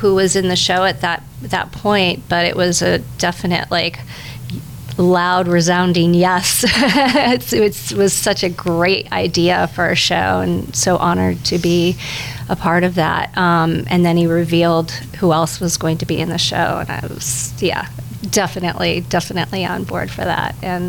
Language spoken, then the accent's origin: English; Ohio, United States; now in Hoboken, United States; I'm originally from Ohio. I'm living in Hoboken, New Jersey.